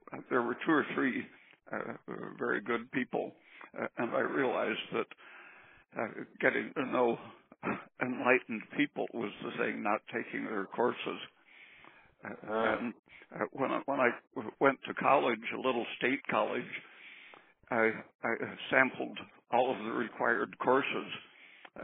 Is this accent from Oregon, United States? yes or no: yes; Oregon, United States; also born or lived in San Diego, California; I was about 8 years old. We moved to Oregon from San Diego, and I had a couple of years at a very tiny school.